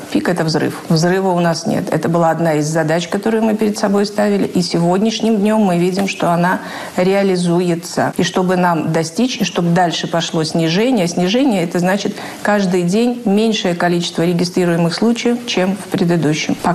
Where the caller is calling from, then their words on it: Rostov-on-Don, Rostov Oblast, Russia; Я из Ростова-на-Дону хочу насчет фейков.